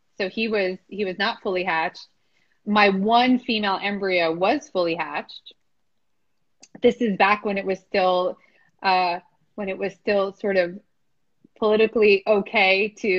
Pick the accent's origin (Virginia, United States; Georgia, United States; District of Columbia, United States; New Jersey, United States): District of Columbia, United States; D.C.; moved away; also born or lived in California; I grew up outside DC.